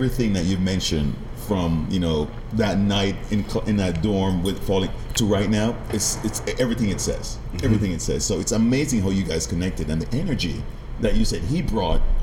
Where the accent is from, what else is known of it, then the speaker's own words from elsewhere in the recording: Jamaica; being Jamaican